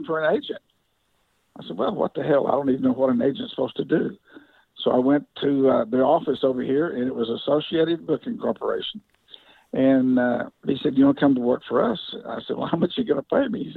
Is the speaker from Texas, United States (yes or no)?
yes; Wichita Falls, Texas, United States; also born or lived in Dallas, Texas; I was born and raised in Wichita Falls, Texas, which is like 150 miles north of Dallas